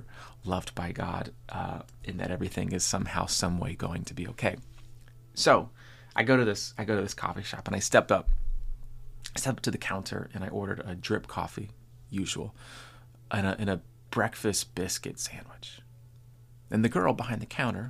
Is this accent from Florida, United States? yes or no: yes; Florida, United States; also born or lived in Wisconsin; now in Nashville, United States; I grew up in Florida